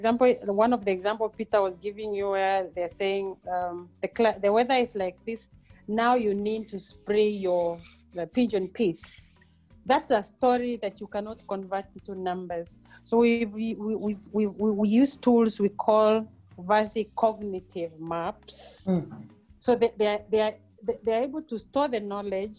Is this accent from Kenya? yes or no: yes; Mbeere, eastern Kenya, Embu County, Kenya; moved away as an adult; also born or lived in Nairobi, Kenya / Europe; now in South Africa; I am a village girl born and bred in Kenya, in Mbere, in eastern part of Kenya.